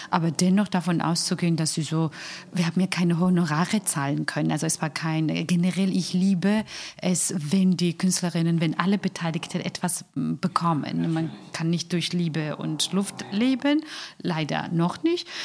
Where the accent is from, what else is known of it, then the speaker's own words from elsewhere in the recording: Georgia; German is a second language; now in Germany; als Georgier sind gerne dramatisch, ein Herr hat, um seinen Protest auszudrücken, sich Augen zugenäht. Also ich meine, so extreme, wir sind dramatisch.